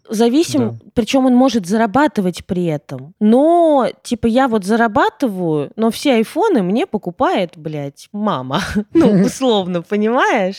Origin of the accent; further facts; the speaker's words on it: Russia; also born or lived in Ukraine; когда мне было 7, мы переехали из Украины в Россию